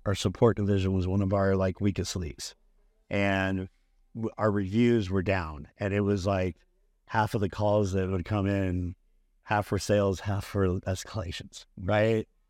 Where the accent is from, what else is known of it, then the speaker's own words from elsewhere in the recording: Bakersfield, California, United States; moved away as an adult; also born or lived in Arizona; I was, uh, originally r, grew up, born and raised in Bakersfield, California